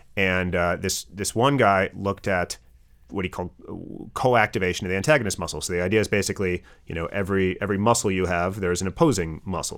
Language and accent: English; Wisconsin, United States; growing up in Wisconsin, did, did all the regular stuff